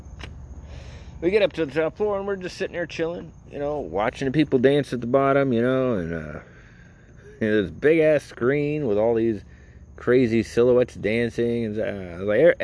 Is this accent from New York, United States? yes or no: no; Naples, Florida, United States; I'm from Naples, Florida